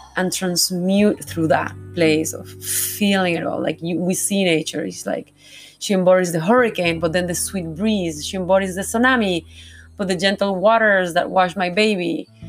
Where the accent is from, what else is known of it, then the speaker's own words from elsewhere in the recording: Panama; I was born in Panama, I was like, oh, why I was born here